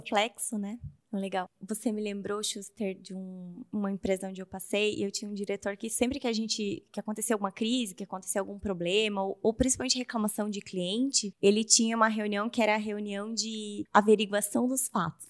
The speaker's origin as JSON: {"language": "Portuguese", "town": "Curitiba", "region": "Paraná", "country": "Brazil", "said": "Eu sou de Curitiba, tô aqui em BH essa semana"}